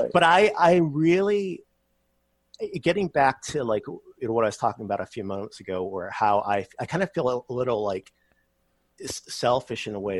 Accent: Massachusetts, United States; now in Texas, United States; I was growing up in Massachusetts

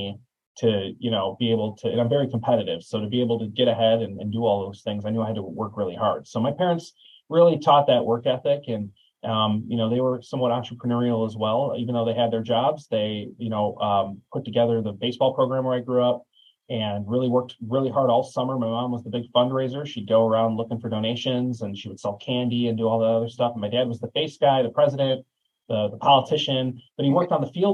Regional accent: Chicago suburbs, Illinois, United States; growing up in the Chicago suburbs

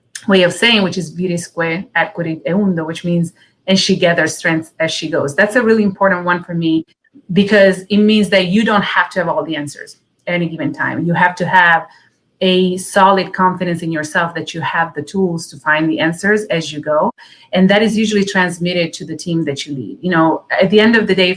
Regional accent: Italy; moved away; My dad was in the Italian army growing up in Italy

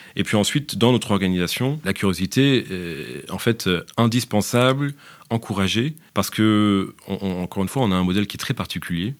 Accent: France; moved away as an adult; now in Belgium; Je suis français. je suis français, mais maintenant, après une dizaine d'années, je peux dire que je suis aussi franco-belge

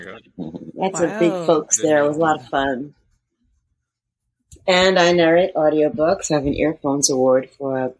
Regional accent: Montclair, New Jersey, United States; also born or lived in Manhattan, New York; now in New York City, United States; I'm from New Jersey, Montclair, New Jersey, live in Manhattan

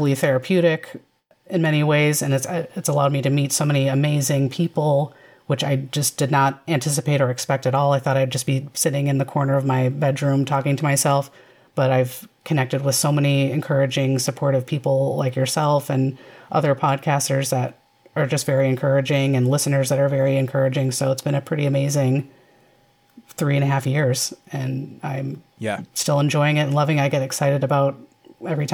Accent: Chicago, Illinois, United States; I grew up in the Chicagoland area.

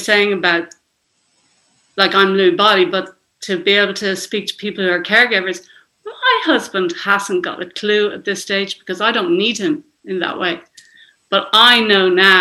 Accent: Dublin, Leinster, Ireland; I'm from Dublin, Ireland.

